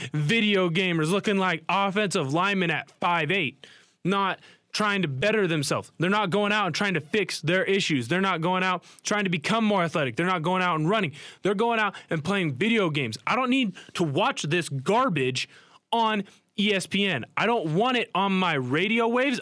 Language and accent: English; Portland, Oregon, United States; moved away; Portland, where I'm from, my hometown.